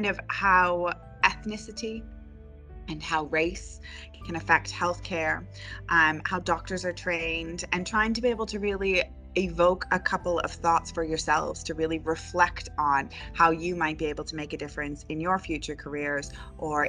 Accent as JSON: {"language": "English", "country": "Canada", "moved": "as an adult", "lives_now": "Hull, United Kingdom", "said": "I am also Canadian"}